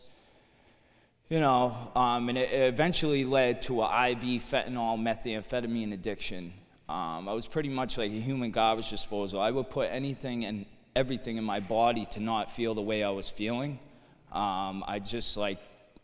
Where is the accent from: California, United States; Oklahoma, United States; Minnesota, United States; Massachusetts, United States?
Massachusetts, United States; Lawrence; I'm from Lawrence, Mass., raised Irish Catholic